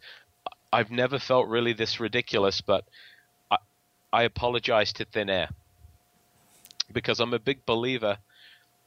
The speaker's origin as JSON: {"language": "English", "region": "England", "country": "United Kingdom", "accent": "English", "said": "my English accent"}